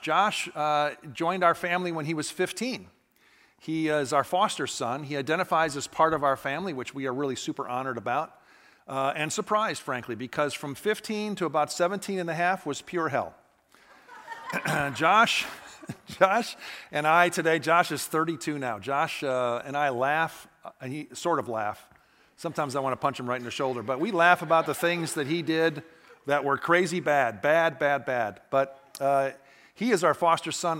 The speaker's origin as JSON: {"language": "English", "town": "Atlanta", "region": "Georgia", "country": "United States", "said": "I'm from Atlanta"}